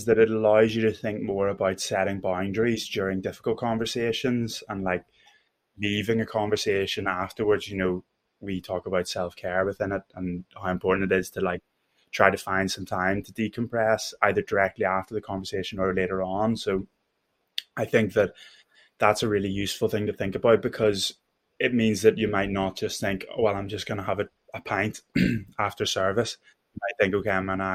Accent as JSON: {"language": "English", "town": "Belfast", "region": "Northern Ireland", "country": "United Kingdom", "accent": "Belfast", "moved": "yes", "lives_now": "London, United Kingdom", "said": "my accent and talk to me about Belfast"}